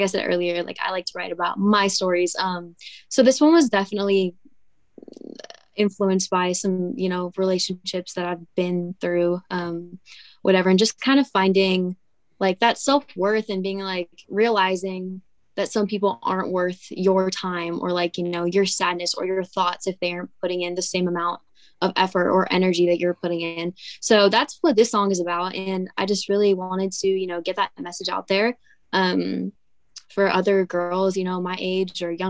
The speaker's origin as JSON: {"language": "English", "region": "California", "country": "United States", "tie": "born or raised there", "said": "when people hear, oh, you're from California, they don't really think of country music. But there's actually a pretty big country community out here. And where I live, I'm actually super fortunate because it's around me. I live in the Riverside area"}